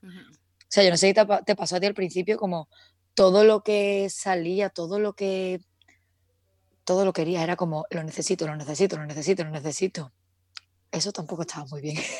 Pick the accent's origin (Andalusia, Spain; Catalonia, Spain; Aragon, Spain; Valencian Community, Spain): Andalusia, Spain; Seville; moved away as an adult; now in Madrid, Spain; Vivo en Madrid, aunque soy de Sevilla